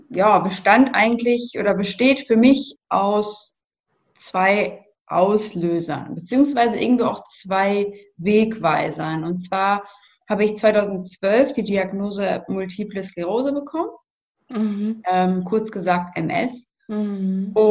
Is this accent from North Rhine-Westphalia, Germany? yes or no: yes; North Rhine-Westphalia, Germany; bin 28 Jahre alt und ich komme aus der Nähe von Münster.